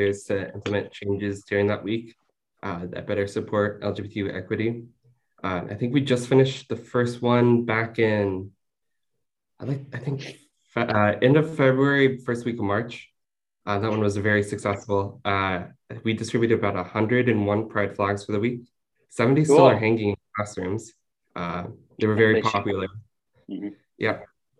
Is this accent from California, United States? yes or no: yes; Southern California, United States; I'm from Southern California